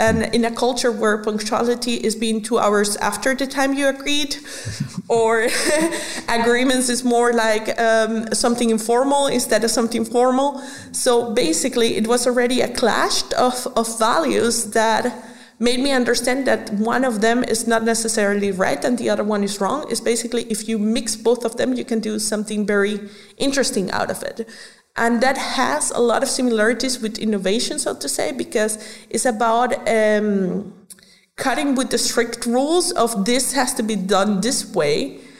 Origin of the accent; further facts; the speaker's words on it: Venezuela; English is a second language; My dad is from Germany, born in Venezuela, but from German parents. Uh-huh. And I was born in Venezuela. So when I was growing up, I was basically a culture mixture, so to say.